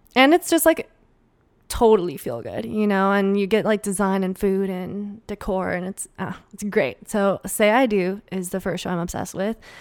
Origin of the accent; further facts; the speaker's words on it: Minnesota, United States; accent: Minnesotan; my Minnesotan accent